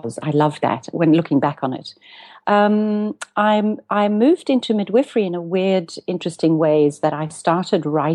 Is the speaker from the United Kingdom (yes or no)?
no; South Africa; also born or lived in Cape Town; now in Amsterdam, Netherlands; I'm a South African and I live between Amsterdam and Cape Town, 6 months each.